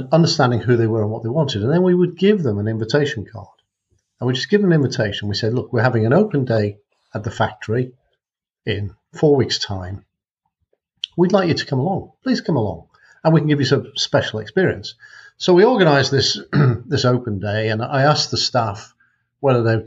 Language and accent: English; North Wales, United Kingdom; also born or lived in Macclesfield; I was born in Macclesfield, but I was only there till I was three. And grew up in North Wales